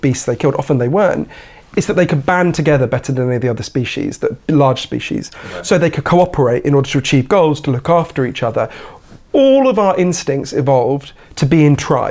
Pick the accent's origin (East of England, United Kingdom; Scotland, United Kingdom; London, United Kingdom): London, United Kingdom; Edgware; I grew up at the other end of the Northern Line from where we are now. I grew up in Edgware, which is the end of the Northern Line